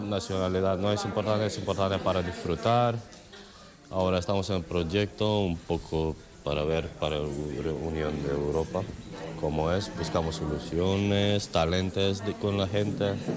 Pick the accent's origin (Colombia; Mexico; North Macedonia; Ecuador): North Macedonia; Spanish is a second language; vengo de Macedonia, de Macedonia del Norte.